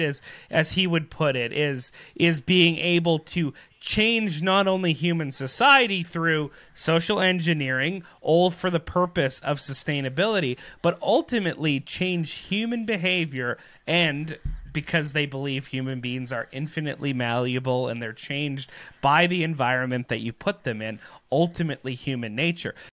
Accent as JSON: {"language": "English", "country": "Canada", "said": "as Canadian people"}